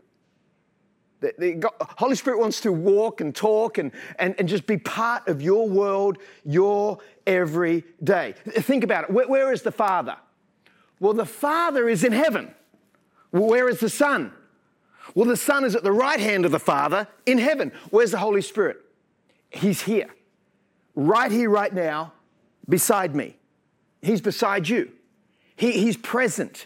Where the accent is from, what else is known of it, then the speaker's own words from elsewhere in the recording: Sydney, New South Wales, Australia; also born or lived in French's Forest / United States; I was born in Manly Hospital